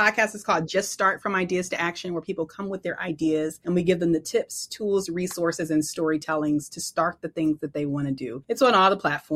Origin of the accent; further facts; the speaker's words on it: Detroit, Michigan, United States; I'm originally from Detroit